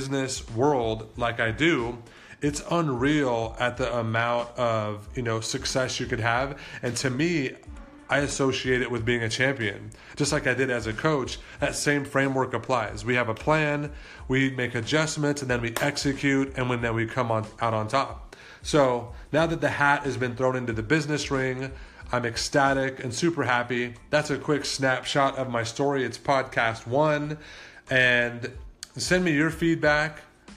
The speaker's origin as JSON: {"language": "English", "town": "Las Vegas", "region": "Nevada", "country": "United States", "tie": "born or raised there", "said": "I was born and raised here in Las Vegas"}